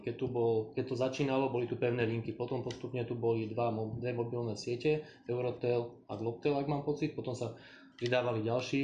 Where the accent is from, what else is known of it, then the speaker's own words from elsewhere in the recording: Trenčín, Trenčín Region, Slovakia; Ja sám osobne som napríklad z Trenčína